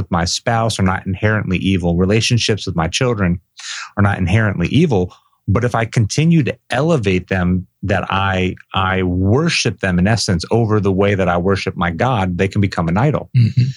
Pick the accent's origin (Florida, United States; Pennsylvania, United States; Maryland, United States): Florida, United States; Boca Raton; I grew up in South Florida down in Boca Raton, just a few miles from the beach